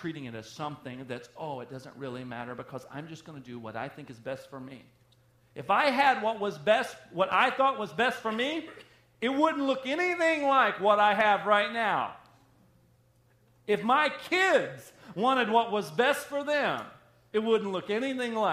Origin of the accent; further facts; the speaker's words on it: the South, United States; I am from the South